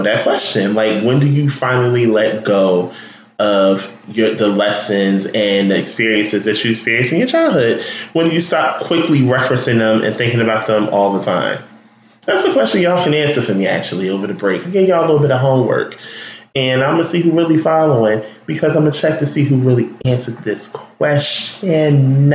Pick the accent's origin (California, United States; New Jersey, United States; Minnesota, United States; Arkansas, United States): New Jersey, United States; Newark; also born or lived in Irvington, New Jersey; I'm from there, born and raised just about